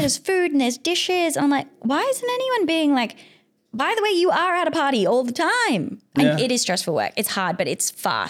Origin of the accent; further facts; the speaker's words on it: Australia; Like I love them. Big fan. I'm an Australian. But sometimes we miss the point generally, but not on our fault, just because of how we've grown up.